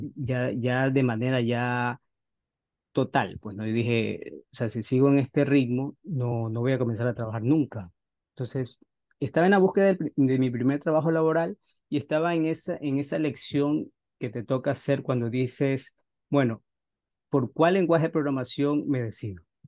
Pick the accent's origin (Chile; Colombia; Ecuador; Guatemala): Ecuador; moved away as an adult; now in Los Angeles, United States; yo en mi país soy, soy ecuatoriano